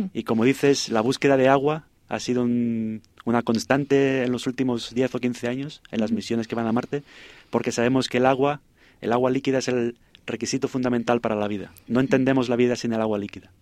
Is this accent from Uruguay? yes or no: no; Spain; moved away as an adult; also born or lived in Germany; now in California, United States; Soy español originalmente, me crié en España, estudié en España.